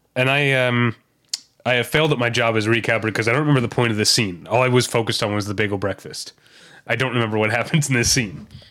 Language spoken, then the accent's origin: English; St. Louis, Missouri, United States; moved away; the part of Saint Louis County where I grew up